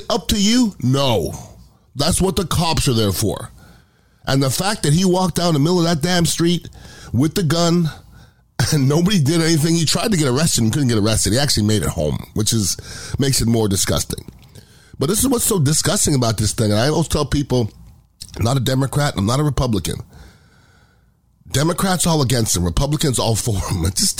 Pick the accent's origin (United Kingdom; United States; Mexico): United States; I'm American